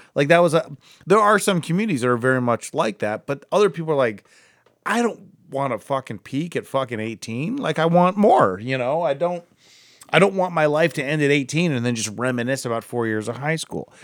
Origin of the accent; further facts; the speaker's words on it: Akron, Ohio, United States; more in the Akron area